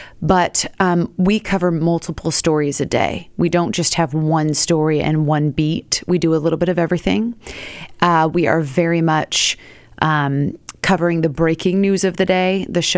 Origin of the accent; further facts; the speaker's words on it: Seattle, Washington, United States; moved away as an adult; now in New York City, United States; Born and raised in Seattle.